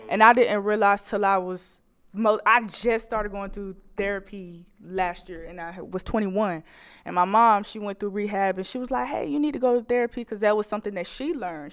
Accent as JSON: {"language": "English", "town": "Macon", "region": "Georgia", "country": "United States", "tie": "born or raised there", "moved": "as an adult", "lives_now": "Fayetteville, United States", "said": "I'm coming from Macon, Georgia."}